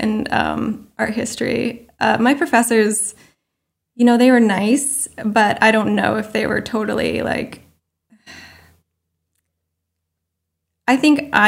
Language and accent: English; Maine, United States; moved away as an adult; also born or lived in Vermont / New York; growing up in Maine and then going to college in Vermont